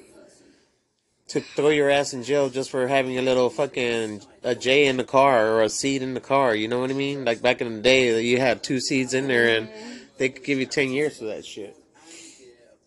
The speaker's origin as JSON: {"language": "English", "town": "Laredo", "region": "Texas", "country": "United States", "moved": "as an adult", "lives_now": "San Antonio, United States", "said": "I remember when I first moved to San Antonio 17 years ago. They told me, where are you from? And I said, Laredo, Texas."}